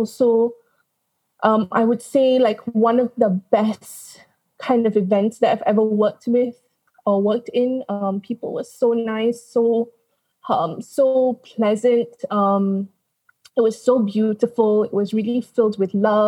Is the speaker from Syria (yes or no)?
no; Kuala Lumpur, Malaysia; also born or lived in London; So obviously I grew up in Malaysia. I went to school and did my primary, secondary education here, even went to college here.